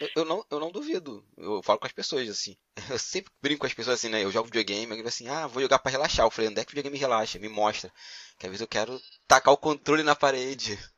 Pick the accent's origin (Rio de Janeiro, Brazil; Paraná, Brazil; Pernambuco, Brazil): Rio de Janeiro, Brazil; Magé; moved away as an adult; now in Ireland; eu sou originário de Piabetá, ali perto de Caxias, cidade de Magé